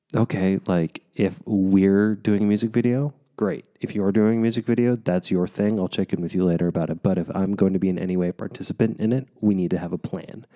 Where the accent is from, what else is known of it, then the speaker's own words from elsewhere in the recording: United States; as an American